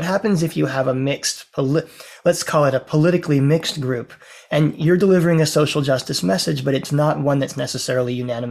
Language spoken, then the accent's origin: English; Louisiana, United States; moved away as an adult; also born or lived in Alabama / Mississippi / New Orleans; I'm from Louisiana. Well, I was born in Alabama. I grew up in Mississippi and Louisiana. I'm from a lot of places not far from where you live.